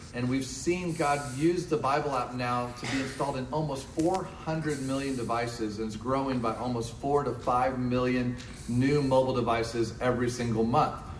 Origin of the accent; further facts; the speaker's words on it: Decatur, Illinois, United States; now in Oklahoma City, United States; my hometown of Decatur, Illinois